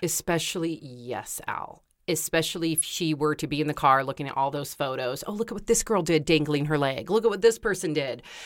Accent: Santa Cruz, California, United States; I grew up in Santa Cruz with waves and I used to surf

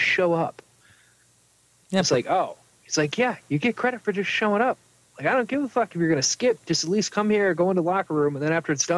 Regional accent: New York, United States; moved away; we grew up in New York State. But the part of New York State we were in was like the South.

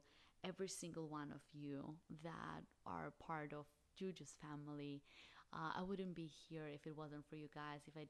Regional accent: Albania; moved away as an adult; now in Phoenix, United States; I'm originally from Albania. I have been in the States for the last 6 years. I currently live in Phoenix, Arizona.

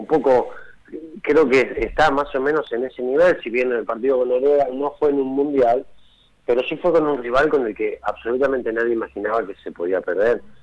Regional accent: Argentina; yo soy de Hessel, soy del interior

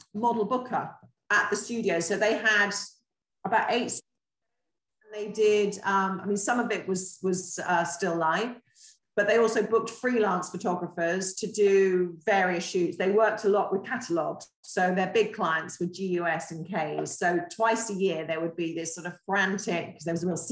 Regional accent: Torquay, South West England, United Kingdom; I grew up here in Torquay

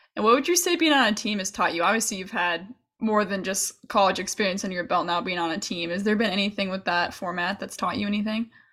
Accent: Chicago, Illinois, United States; I'm from Chicago

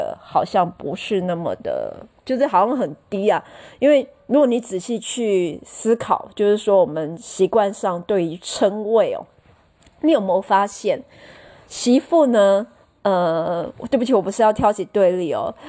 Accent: Taiwan; 诶，我们台湾人是世界上就是说呃最厉害聊吃最厉害的民族。

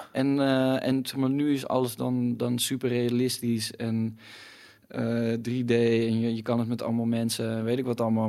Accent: Utrecht, Netherlands; now in Amsterdam, Netherlands; ik kom oorspronkelijk uit Utrecht en daar was gewoon geen reet te doen toen ik, toen ik eh, op de middelbare school zat.

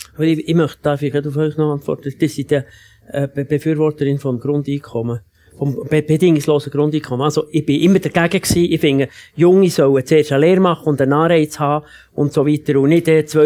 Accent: Switzerland; bei uns in der Schweiz

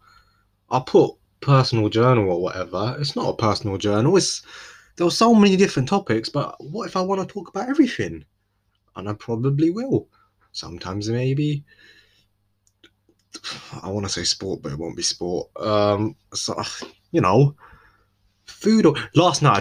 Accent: London, United Kingdom; moved away; I'm from London. Not anymore, though. No, but I am technically. I just don't live there anymore

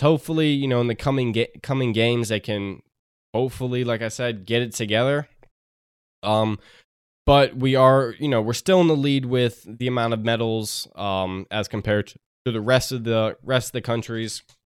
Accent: United States; Great feeling being American right now

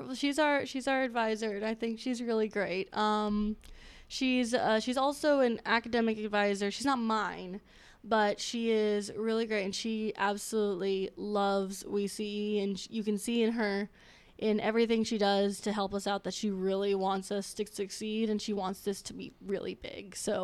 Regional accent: Florida, United States; now in West Lafayette, United States; I'm from Florida.

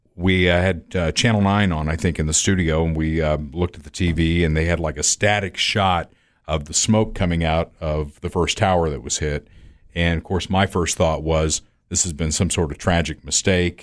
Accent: United States

